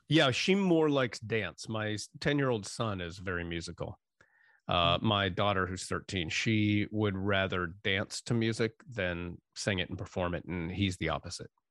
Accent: Erie, Pennsylvania, United States; moved away; also born or lived in San Francisco; I'm from Erie, Pennsylvania originally

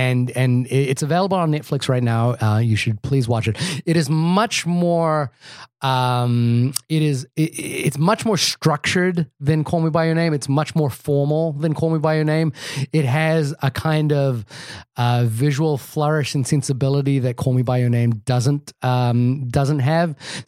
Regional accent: New Zealand; I'm from New Zealand.

